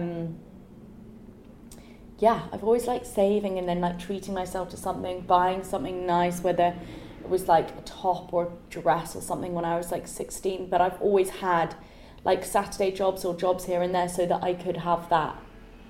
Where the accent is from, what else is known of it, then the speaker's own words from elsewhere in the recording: London, United Kingdom; I grew up in London, and then went to boarding school at 11 out of London, and then came back to London at 18.